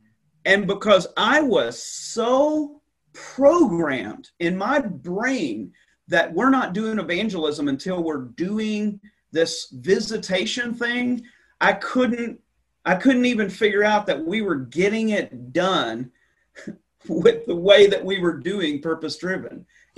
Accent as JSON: {"language": "English", "region": "the South", "country": "United States", "said": "So I came from the Bible Belt in the South, and I came here, and I'm not making this up."}